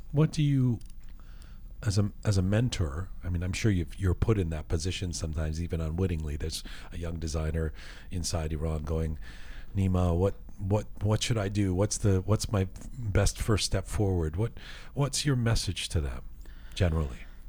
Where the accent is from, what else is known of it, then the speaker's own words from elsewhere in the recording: England, United Kingdom; moved away; I grew up in England